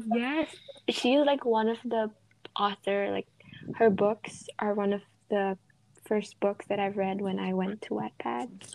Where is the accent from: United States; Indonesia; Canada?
Indonesia; Bali; I'm from Indonesia or Bali